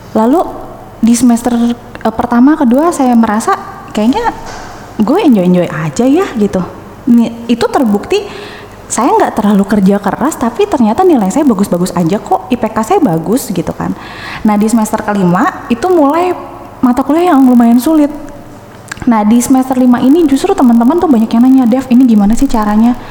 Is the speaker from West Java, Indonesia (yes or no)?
yes; Bandung, West Java, Indonesia; moved away as an adult; now in Bekasi, Indonesia; saya lahir dan besar tuh di Bandung sampai kuliah itu di Bandung